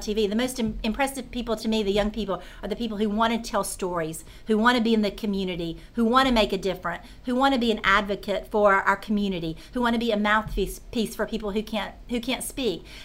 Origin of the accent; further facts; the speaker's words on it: Concord, North Carolina, United States; I grew up right outside of Charlotte in a small town called Concord